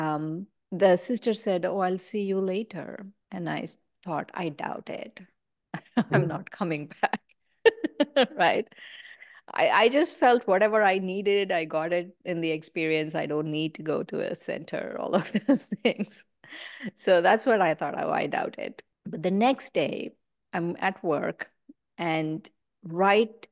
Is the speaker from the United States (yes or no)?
no; India; I grew up in India